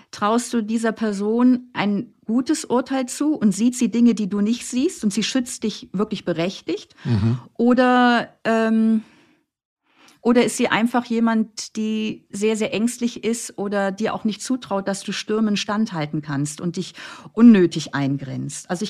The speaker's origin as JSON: {"language": "German", "town": "Flensburg", "region": "Schleswig-Holstein", "country": "Germany", "said": "Ich komme aus Flensburg, das heißt, ich habe da am Hamburger Hauptbahnhof erstmal eine Stunde alleine um neun Uhr äh, da äh, gewartet"}